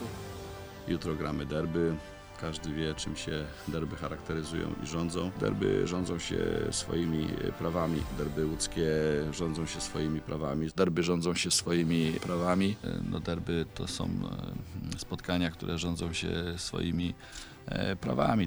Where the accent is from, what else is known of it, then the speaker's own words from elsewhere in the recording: Łódź, Łódź Voivodeship, Poland; miejscami, w których byłem wychowywany, czyli przede wszystkim Koziny, czyli Limanka